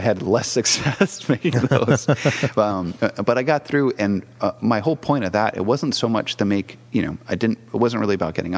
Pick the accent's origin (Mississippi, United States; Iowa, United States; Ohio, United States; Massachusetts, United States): Massachusetts, United States; moved away as an adult; also born or lived in Brazil / Pennsylvania; now in San Francisco Bay Area, United States; I'm from East Coast, so Massachusetts, lived in Brazil for a little bit, and then Pennsylvania